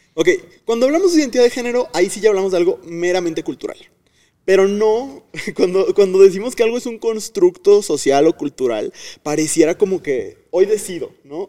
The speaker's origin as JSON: {"language": "Spanish", "region": "Tamaulipas", "country": "Mexico", "moved": "yes", "lives_now": "Guanajuato, Mexico", "said": "soy de Tamaulipas, pero vivo en Guanajuato"}